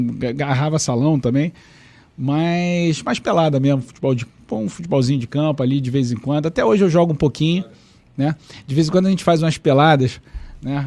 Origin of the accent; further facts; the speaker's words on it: Rio de Janeiro, Brazil; also born or lived in Jacarepaguá (Taquara), Rio de Janeiro; eu nasci no Caxambi